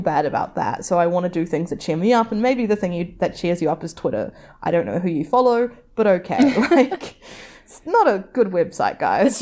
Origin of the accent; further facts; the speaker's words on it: New Zealand; something you learn growing up in New Zealand